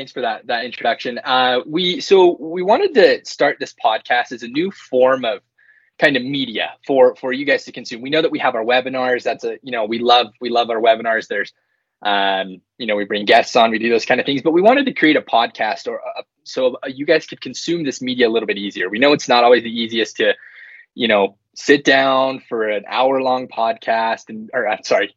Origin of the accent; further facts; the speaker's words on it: Utah, United States; born and raised here in Utah.